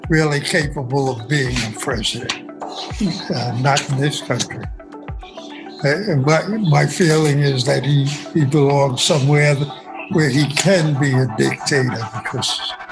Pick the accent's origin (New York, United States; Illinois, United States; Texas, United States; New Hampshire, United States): New York, United States; New York City; I'm from Brooklyn, New York. I spent just about my entire life here.